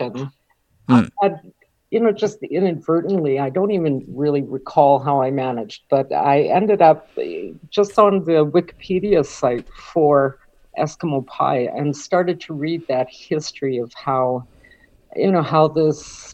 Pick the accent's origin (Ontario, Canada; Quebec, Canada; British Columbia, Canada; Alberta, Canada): Alberta, Canada; Edmonton; born or raised there